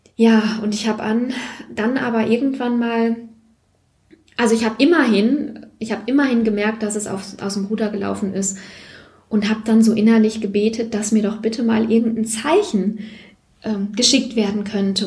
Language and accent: German; Siegerland, North Rhine-Westphalia, Germany; ich komme aus dem Siegerland, die kleine Schwester vom Sauerland